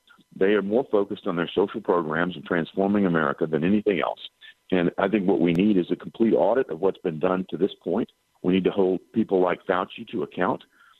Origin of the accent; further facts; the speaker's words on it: Tennessee, United States; my home state of Tennessee